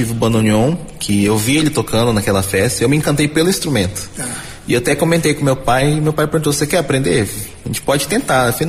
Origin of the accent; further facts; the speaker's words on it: Campo Grande, Mato Grosso do Sul, Brazil; E eu sou daqui de Campo Grande, nascido aqui, tenho 28 anos atualmente.